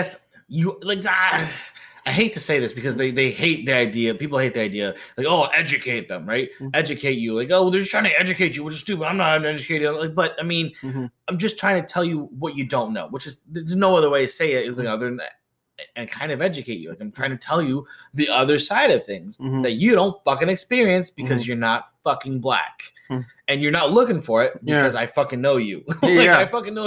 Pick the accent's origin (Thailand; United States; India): United States; Thorne Bay, Alaska; moved away; I grew up in Thorn Bay for a long time. So a lot of my childhood there, we're the only Asians there.